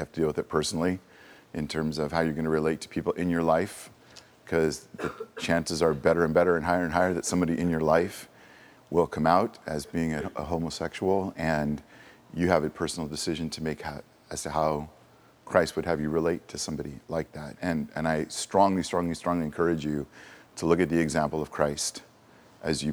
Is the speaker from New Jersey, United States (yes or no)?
no; Southern California, United States; I grew up down in Southern California